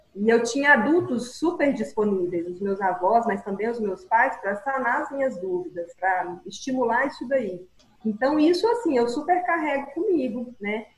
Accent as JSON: {"language": "Portuguese", "town": "Mineiros", "region": "Goiás", "country": "Brazil", "tie": "born or raised there", "moved": "yes", "said": "eu sou mineirense, estou aqui novamente na terra natal depois de muito tempo"}